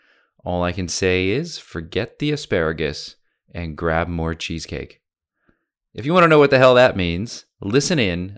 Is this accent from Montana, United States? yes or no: yes; Montana, United States; now in Australia; I'm originally from Montana